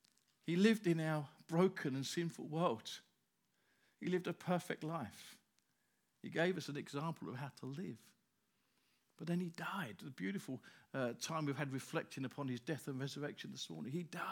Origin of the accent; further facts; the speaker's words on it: Grays, East of England, United Kingdom; also born or lived in Stamford Hill; I live in Grays. I was born in Grays. Well, I was born in Stamford Hill, but lived in Grays. I'm the fourth generation of my family living in the same place.